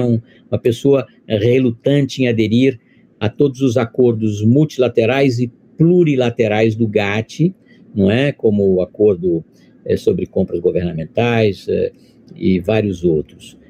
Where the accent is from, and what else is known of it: Brazil